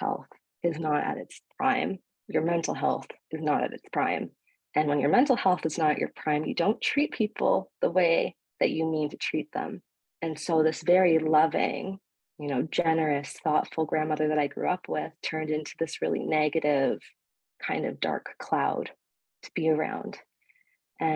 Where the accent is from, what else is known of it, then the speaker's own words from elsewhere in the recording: hometown near Toronto, Ontario, Canada; also born or lived in Montreal; my hometown, which is closer to the city of Toronto